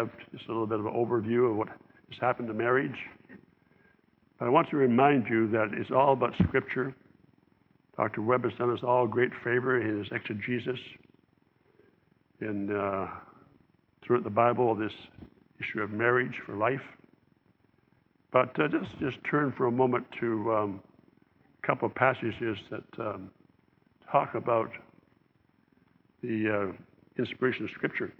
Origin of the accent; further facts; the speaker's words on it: Southern Ontario, Canada; As I was growing up in the Southern Ontario, in Canada